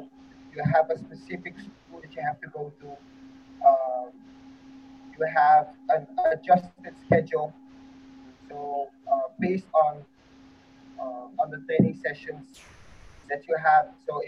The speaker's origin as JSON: {"language": "English", "country": "Netherlands", "tie": "born or raised there", "moved": "yes", "lives_now": "Philippines", "said": "When I was when I was born and raised in the Netherlands"}